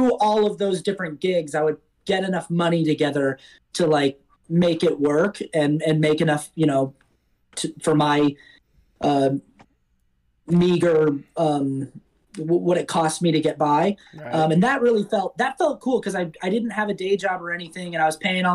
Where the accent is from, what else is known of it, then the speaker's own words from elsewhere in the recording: Salt Lake City, Utah, United States; moved away as an adult; also born or lived in New York; now in Los Angeles, United States; I grew up in Salt Lake City, Utah